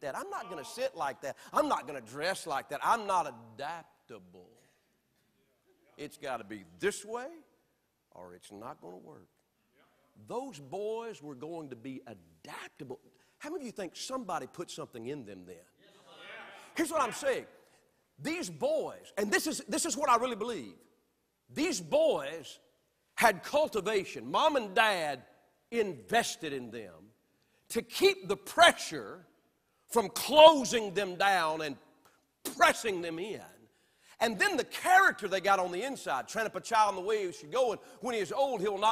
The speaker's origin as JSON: {"language": "English", "region": "the South", "country": "United States", "tie": "born or raised there", "said": "I'm from the South"}